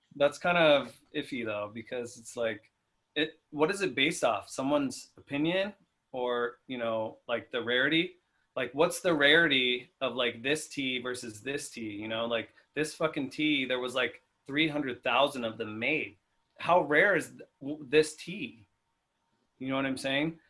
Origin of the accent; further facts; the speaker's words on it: Inland Empire, California, United States; we're from the Inland Empire